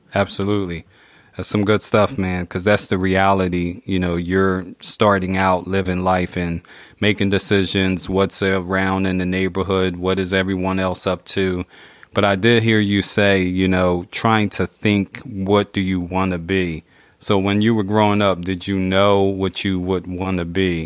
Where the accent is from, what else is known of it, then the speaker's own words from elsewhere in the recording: Philadelphia, Pennsylvania, United States; I'm in Philly, so I grew up in Philly